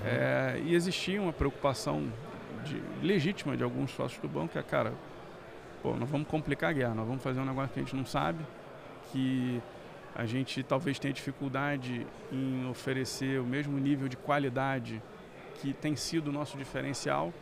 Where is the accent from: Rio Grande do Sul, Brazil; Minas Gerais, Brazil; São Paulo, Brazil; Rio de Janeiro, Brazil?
Rio de Janeiro, Brazil; eu sou do Rio, então fiz faculdade de engenharia lá no Rio